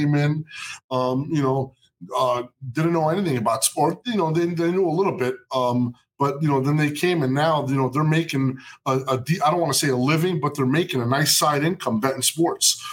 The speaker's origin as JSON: {"language": "English", "town": "Jersey City", "region": "New Jersey", "country": "United States", "tie": "born or raised there", "said": "Jersey City, New Jersey, my hometown. Where I was born and raised"}